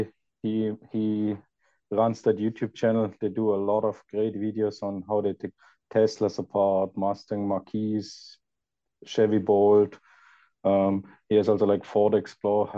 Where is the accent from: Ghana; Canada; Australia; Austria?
Austria; moved away as an adult; now in California, United States; I'm originally from Austria